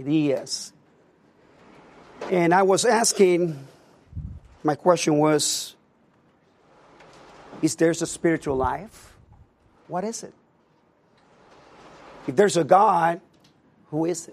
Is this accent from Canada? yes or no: no; Puerto Rico; moved away; I was born and raised in Puerto Rico